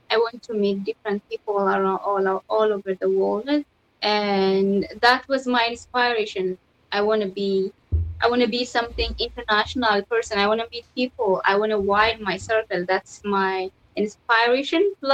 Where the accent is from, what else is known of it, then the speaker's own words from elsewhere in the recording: Ethiopia; English is a second language; even inside in Ethiopia, which I went to university. It's uh, like it's not in my hometown, somewhere different city. It's called Villa. So, you know, in Ethiopia there is uh, like 86 kind of culture and language, more more than 86.